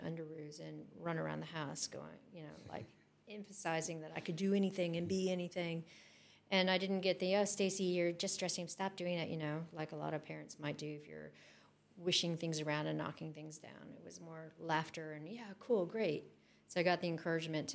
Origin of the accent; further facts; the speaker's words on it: California, United States; moved away; I came from California